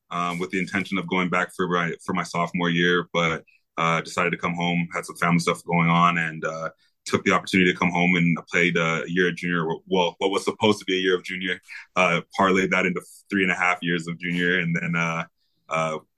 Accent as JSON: {"language": "English", "town": "Vancouver", "region": "British Columbia", "country": "Canada", "tie": "born or raised there", "said": "raised there, but I, I was uh, more or less raised in Vancouver."}